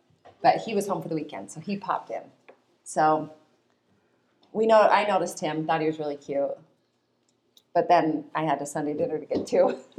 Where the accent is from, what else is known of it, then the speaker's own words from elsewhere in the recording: Ogden, Utah, United States; also born or lived in Provo, Utah; Okay, I grew up in Ogden.